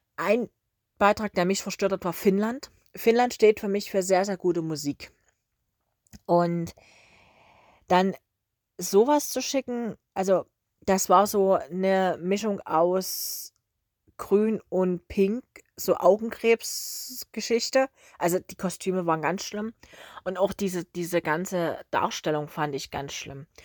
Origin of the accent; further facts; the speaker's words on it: Germany; bei uns in Deutschland